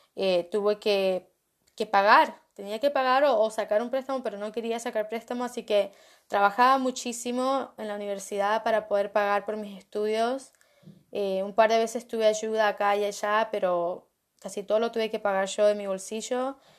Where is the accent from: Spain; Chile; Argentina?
Argentina; Cuando yo estaba creciendo en Argentina con mi familia, la verdad que no teníamos mucha plata